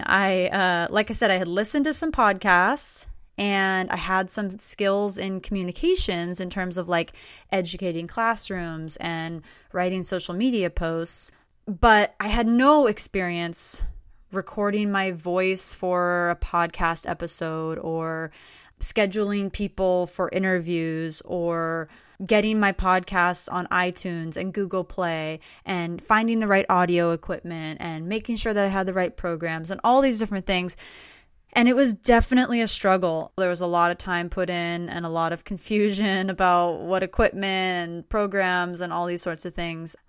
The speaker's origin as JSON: {"language": "English", "town": "Stuart", "region": "Florida", "country": "United States", "tie": "born or raised there", "moved": "yes", "said": "I grew up actually in South Florida, in a town called Stuart, Florida"}